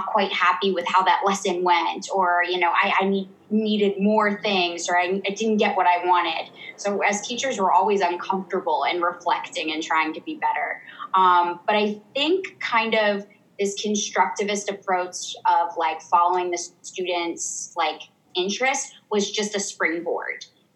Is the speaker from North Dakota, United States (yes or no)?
no; Ohio, United States; moved away as an adult; also born or lived in South Africa; I'm from Ohio